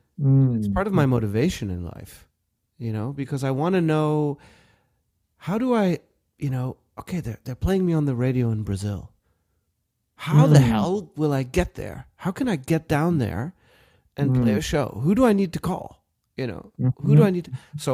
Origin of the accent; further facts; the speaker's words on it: Germany; also born or lived in South Africa; now in United States; And I was still trying to adjust to my new life in America, you know, after growing up in Germany and in Africa and South Africa, you know, like everything was different here